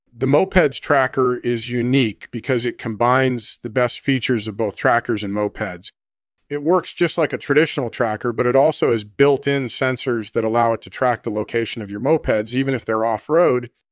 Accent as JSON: {"language": "English", "region": "England", "country": "United Kingdom", "said": "I'm originally from England"}